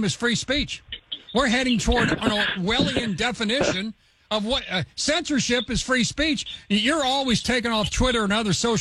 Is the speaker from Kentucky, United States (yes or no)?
yes; Kentucky, United States; my home state of Kentucky